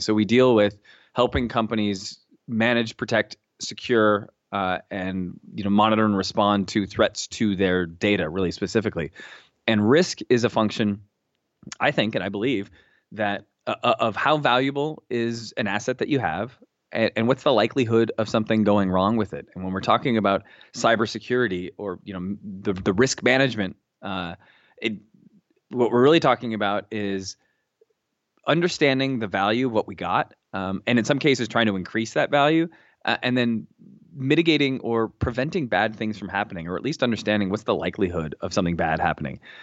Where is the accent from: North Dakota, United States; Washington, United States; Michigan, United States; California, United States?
Washington, United States; Seattle; moved away as an adult; also born or lived in New York City / central New Jersey; now in New Jersey, United States; I grew up in Seattle, Washington